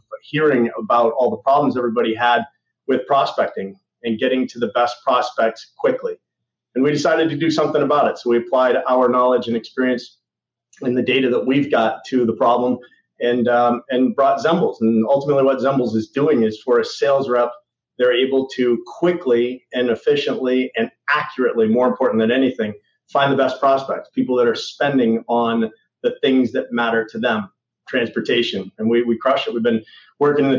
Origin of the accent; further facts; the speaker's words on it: New England, United States; I'm a New England guy